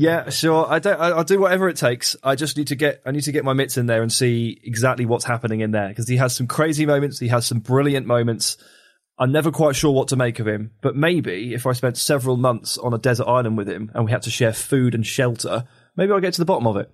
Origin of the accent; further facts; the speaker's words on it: England, United Kingdom; I'm English